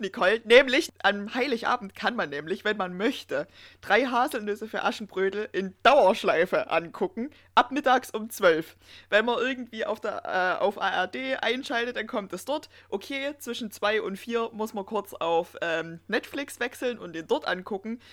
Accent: Erzgebirge, Saxony, Germany; bei uns im Erzgebirge

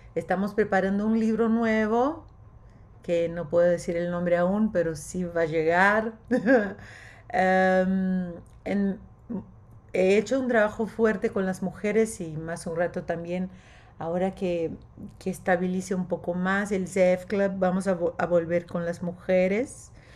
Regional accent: Brazil; Spanish is a second language; soy brasileña, mi sangre es verde y amarillo

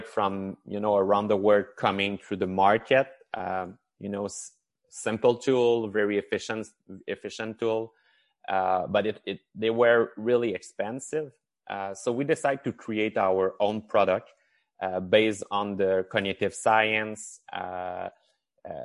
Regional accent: Chicoutimi, Quebec, Canada; I'm from Chicoutimi. That's the first thing I can say. And this is the huge accent that you're hearing from me. So in the north of Quebec

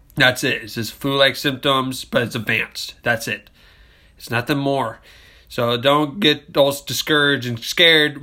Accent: United States; as American citizens

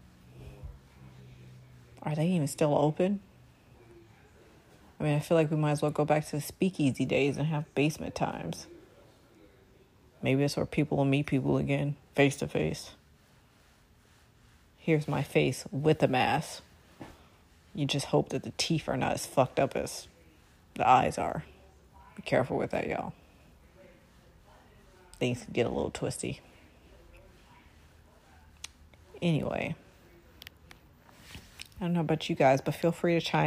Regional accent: Chicago, Illinois, United States; I am from Inglewood, Chicago

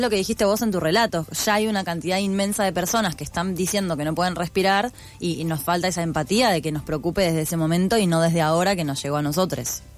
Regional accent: Buenos Aires, Argentina; como persona porteña

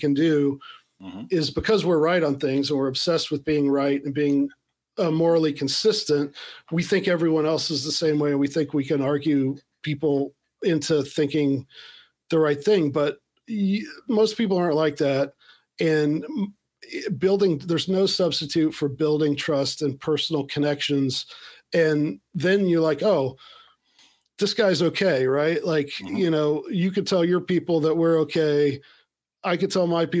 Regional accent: Appalachia, United States; I'm Appalachian American

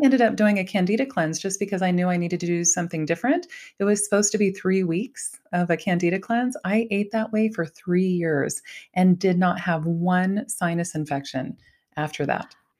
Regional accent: Ohio, United States; I was raised in Ohio

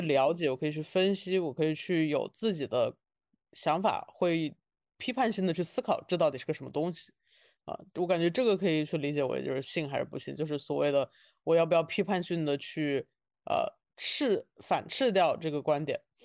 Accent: Wuhan, Hubei, China; 我是武汉人，但是我在北京已经待了，陆陆续续地待了

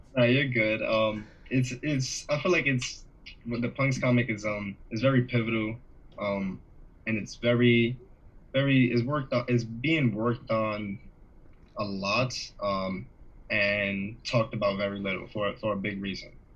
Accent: Jamaica; I'm Jamaican

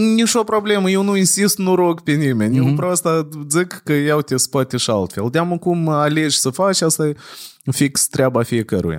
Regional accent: Chișinău, Moldova; noi întotdeauna crescând în Chișinău

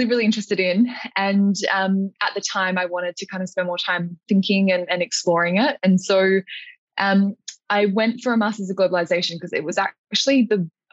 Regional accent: Alice Springs, Northern Territory, Australia; moved away; spending the first decade or so of my life growing up in Alice Springs

